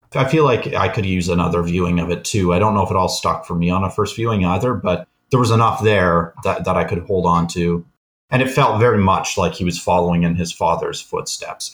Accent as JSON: {"language": "English", "country": "Canada", "said": "we're both Canadian"}